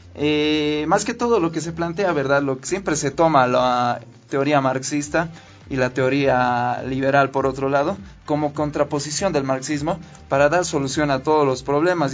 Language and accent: Spanish; Bolivia; el entendimiento que nosotros tenemos como bolivianos